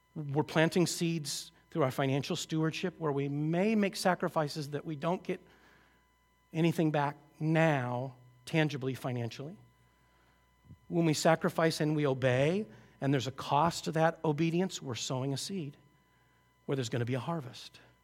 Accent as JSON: {"language": "English", "area": "just outside Seattle", "region": "Washington", "country": "United States", "tie": "born or raised there", "said": "I grew up just outside Seattle"}